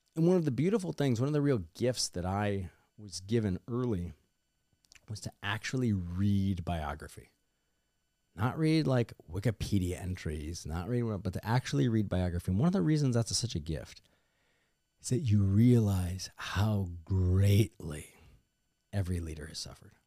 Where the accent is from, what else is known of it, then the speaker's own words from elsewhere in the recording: Missouri, United States; my home state of Missouri